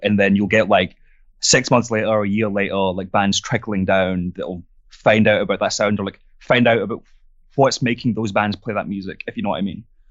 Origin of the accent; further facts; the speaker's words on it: southern France, France; moved away as an adult; now in Glasgow, United Kingdom; I grew up in France, so it's probably, like, four or five hours on the plane, maybe a bit less, and, uh, it's just south of France